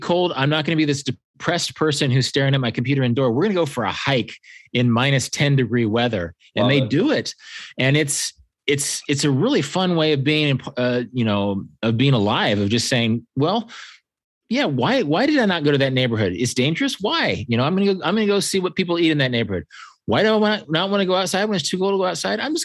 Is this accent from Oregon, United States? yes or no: no; Kansas, United States; I'm from Kansas